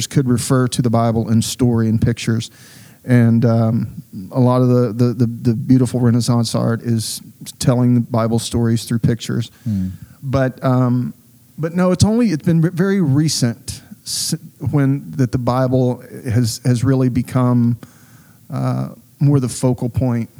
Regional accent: Southeast Texas, United States; When I was a child growing up in Southeast Texas

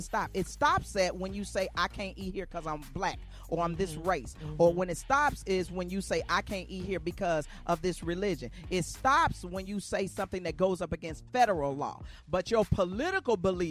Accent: Arkansas, United States; I'm from Arkansas

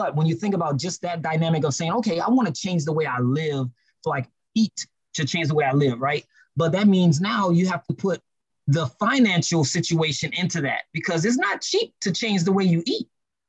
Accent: New Orleans, Louisiana, United States; I grew up in New Orleans, I grew up not having a whole lot

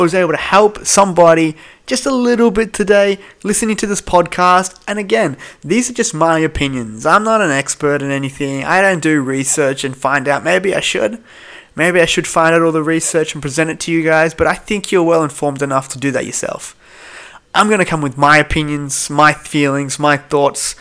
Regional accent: Melbourne, Victoria, Australia; I'm from Melbourne

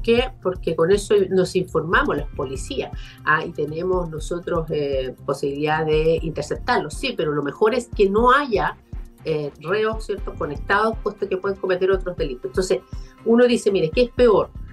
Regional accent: Concepción, Biobío, Chile; quienes somos de Concepción, eh, de Bio, Bio

